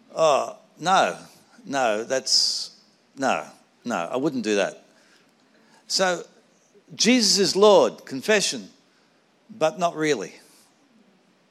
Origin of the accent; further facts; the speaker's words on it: Sydney, New South Wales, Australia; I grew up in the Anglican Cathedral in Sydney